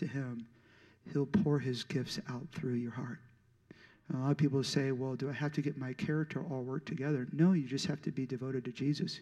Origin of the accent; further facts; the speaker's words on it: St. Louis, Missouri, United States; moved away as an adult; also born or lived in Chico, California; I was in St. Louis, Missouri. That's where I'm originally from